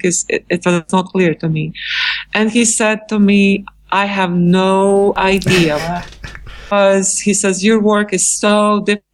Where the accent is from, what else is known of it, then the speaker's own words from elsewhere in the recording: Latvia; moved away as an adult; now in New York, United States; I came to New York from Latvia, and it was in 1996